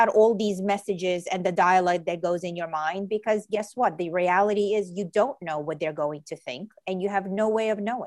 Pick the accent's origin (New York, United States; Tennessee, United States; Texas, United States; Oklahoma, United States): New York, United States; New York City; also born or lived in Ukraine; I came to New York City. I grew up in New York City when I was 7 years old. And my family is an immigrant family, and we emigrated from Ukraine.